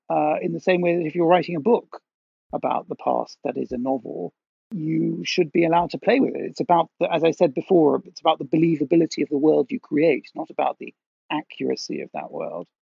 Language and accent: English; Netherlands; moved away; I grew up in Holland